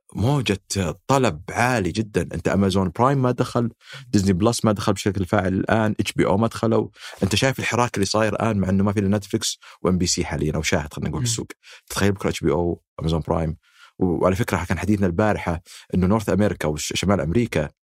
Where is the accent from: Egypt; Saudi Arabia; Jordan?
Saudi Arabia